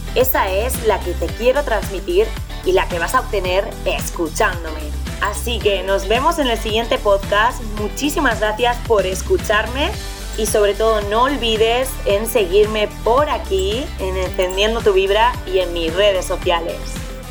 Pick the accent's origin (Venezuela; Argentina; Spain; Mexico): Spain; Zaragoza, Aragon; tengo 26 años y soy de Zaragoza.